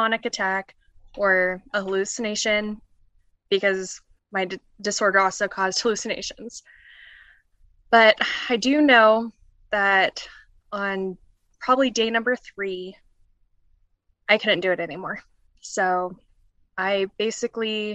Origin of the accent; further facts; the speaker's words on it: Colorado, United States; I'm from Colorado.